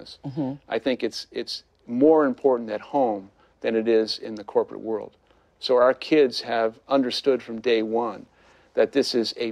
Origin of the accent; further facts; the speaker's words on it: New York City, New York, United States; I'm this kid from Brooklyn